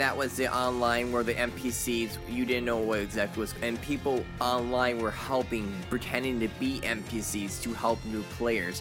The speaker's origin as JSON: {"language": "English", "country": "United States", "said": "I'm an American."}